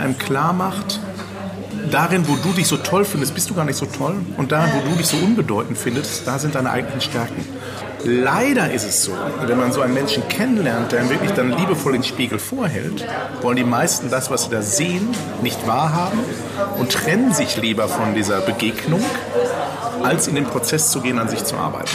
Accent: Ruhr area, North Rhine-Westphalia, Germany; ich komme aus dem Ruhrgebiet. Ich komme aus dem Pott.

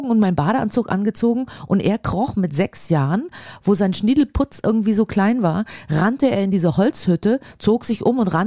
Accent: East Germany, Germany; ich bin im Osten geboren und habe lange Zeit natürlich im Osten gelebt und auch nach der Wende noch im Osten gelebt und ähm, bin ein Kind des Ostens

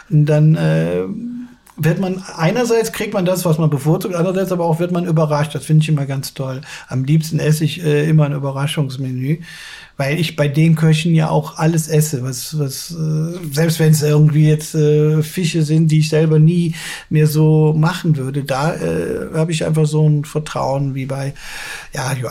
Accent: Cologne, North Rhine-Westphalia, Germany; dann ist man auch mal gerne mal als Kölner für eine kurze Zeit Tourist

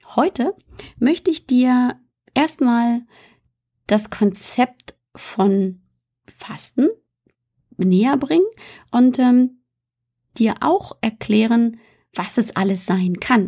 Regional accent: Bavaria, Germany; moved away; also born or lived in northern Germany; ich bin in Bayern aufgewachsen.

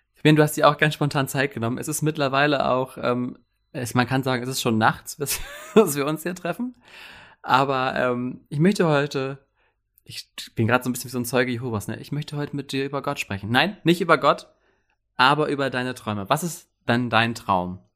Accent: Wilhelmshaven, Lower Saxony, Germany; wir kommen beide aus Wilhelmshaven

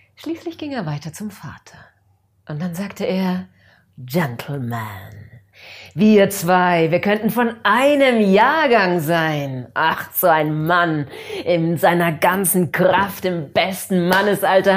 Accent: Allgäu, Germany; hier bei uns im Allgäu

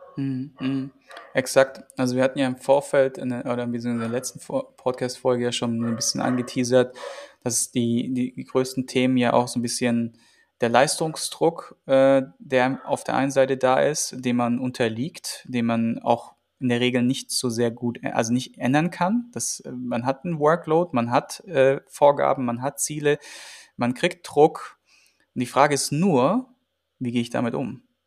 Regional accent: Germany; bei uns in Deutschland

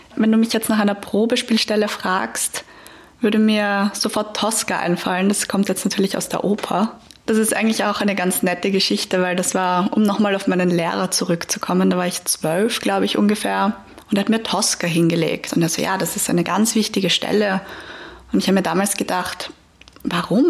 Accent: Vienna, Austria; als Wienerin

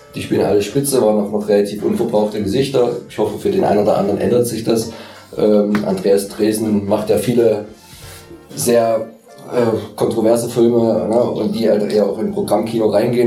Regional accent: Leipzig, Saxony, Germany; für mich als Leipziger

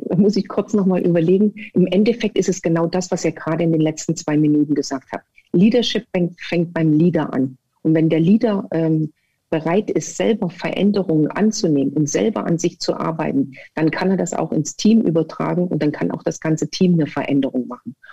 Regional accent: Erfurt, Thuringia, Germany; also born or lived in Sömmerda; Ich bin geboren in Sommerbach und war in Erfurt an der Sportschule

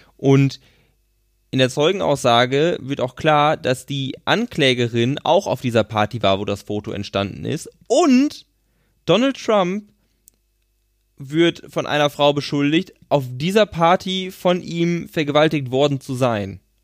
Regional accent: Schöppingen, North Rhine-Westphalia, Germany; es ist bei Ahaus, ist bei Schöpping, da wo ich herkomme

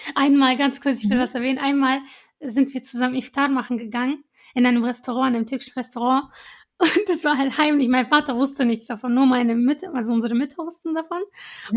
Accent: Iraq; moved away; ich war zum Beispiel für eine Weile in Irak, in meinem Heimatland

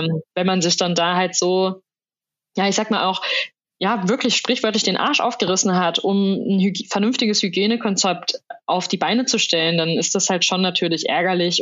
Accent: Soest, North Rhine-Westphalia, Germany; meiner Heimatstadt Soest

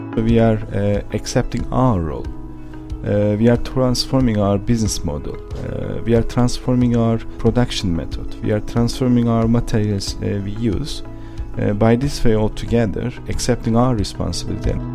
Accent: Turkey; moved away as an adult; also born or lived in Switzerland; now in Austria; I'm from Turkey. Uh, I was born and raised in Turkey

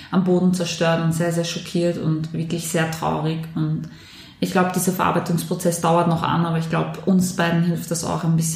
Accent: Korneuburg, Lower Austria, Austria; Und bei mir in meiner Heimatstadt in Korneuburg ist ja leider auch dieser junge Mann erschossen worden.

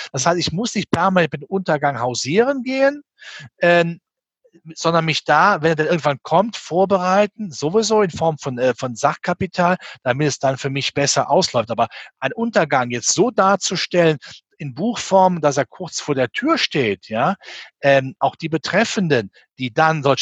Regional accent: Rhineland, Germany; Ich bin ein Rheinländer und mein Motto war immer, es hätte ne immer Joti Jange, sagt der Rheinländer.

